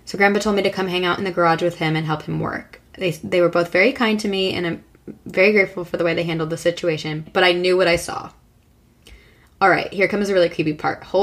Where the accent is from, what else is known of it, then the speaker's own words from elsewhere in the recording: New Rochelle, New York, United States; I grew up on Brookside Place, which is located in a blue collar neighborhood in New Rochelle, New York. It's a small city that sits on the Long Island Sound and touches the North Bronx.